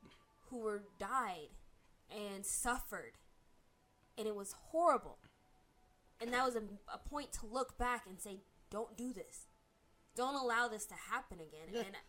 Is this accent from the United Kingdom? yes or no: no; Germany; growing up in Germany, we all knew about the Holocaust.